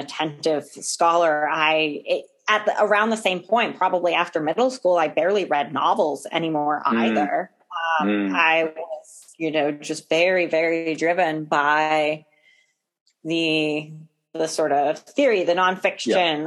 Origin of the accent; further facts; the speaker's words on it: New England, United States; I was growing up in New England